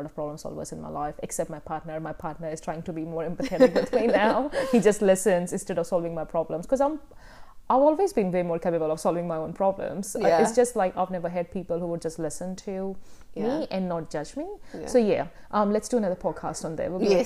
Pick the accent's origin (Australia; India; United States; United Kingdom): India; moved away; I grew up in India